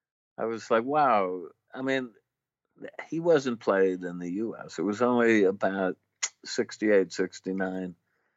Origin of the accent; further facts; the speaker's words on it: Syracuse, New York, United States; moved away; Syracuse, New York, which is about 6 hours north of Manhattan.